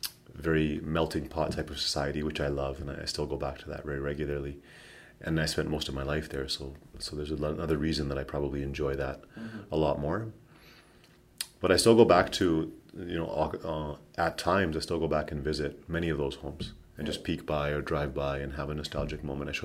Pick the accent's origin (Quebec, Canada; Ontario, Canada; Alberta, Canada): Alberta, Canada; Edmonton; also born or lived in Toronto; I was born in Toronto. In as a first son of an immigrant family, my family moved to Edmonton shortly thereafter. So I've lived in Edmonton the majority of my life. I define myself as an Edmontonian, not a Torontonian, but I still have some nostalgia and connection to Toronto.